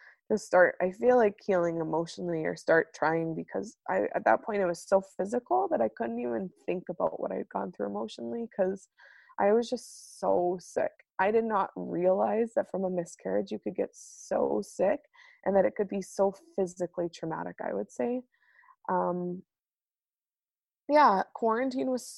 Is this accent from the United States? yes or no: yes; United States; moved away as an adult; now in Manitoba, Canada; as an American growing up without good insurance